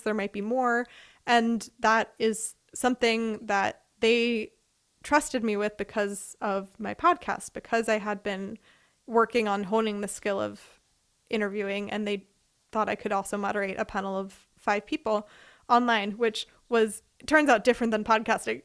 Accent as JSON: {"language": "English", "town": "Philadelphia", "region": "Pennsylvania", "country": "United States", "moved": "as an adult", "lives_now": "Freiburg, Germany", "said": "I am from Philadelphia, Pennsylvania, in the U S. I currently live in Freiburg, Germany"}